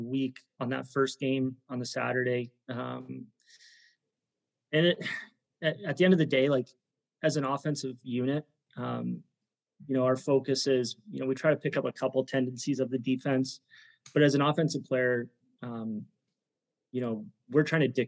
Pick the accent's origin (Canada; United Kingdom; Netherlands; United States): Canada; St. Catharines, Ontario; growing up in St. Catharines